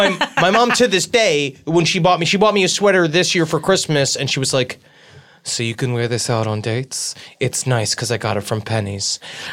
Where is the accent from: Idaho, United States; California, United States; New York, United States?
New York, United States; New York City; My mom's from New York, like we're from Queens.